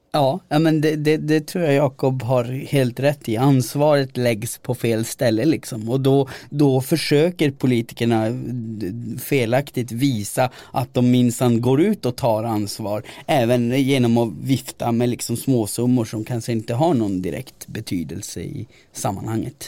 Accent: Gällivare, Norrbotten County, Sweden; i Gällivare kommun där jag växte upp

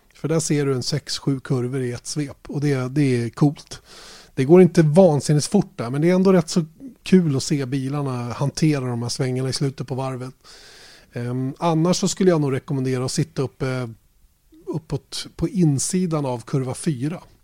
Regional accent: Sweden

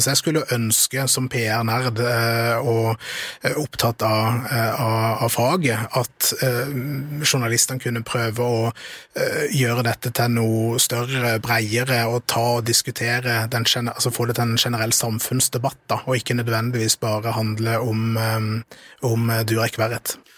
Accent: Kristiansand, Agder, Norway; Jeg kommer jo fra Kristiansand og er oppvokst

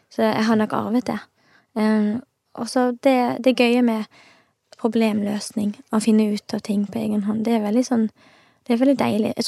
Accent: Os, Vestland, Norway; born or raised there; also born or lived in Stavanger

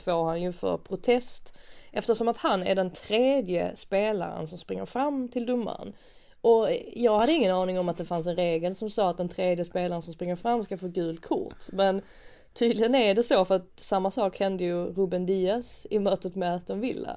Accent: Sweden; man som svensk

